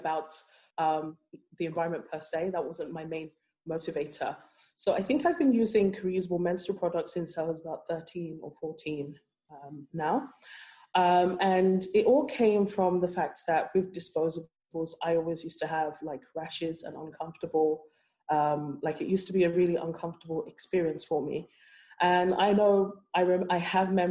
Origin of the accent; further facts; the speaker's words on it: London, United Kingdom; moved away as an adult; also born or lived in Nigeria; now in Cork, Ireland; I grew up in London and I moved to Cork